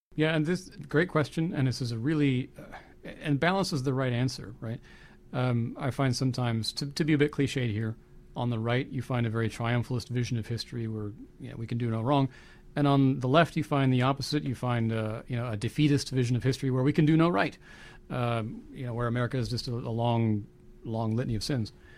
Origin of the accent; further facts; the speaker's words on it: United States; I'm a Christian, I'm an American, I'm a patriot.